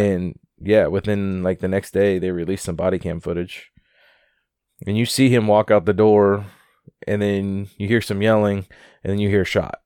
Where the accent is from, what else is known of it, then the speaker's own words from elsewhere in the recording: Wichita, Kansas, United States; my hometown